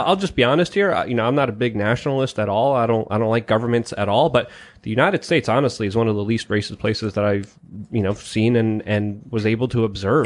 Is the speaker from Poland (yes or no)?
yes; Poland; moved away; I was born in Poland